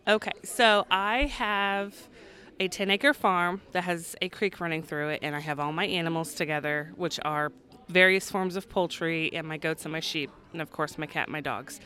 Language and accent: English; Clay City, Indiana, United States; I am from Clay City, Indiana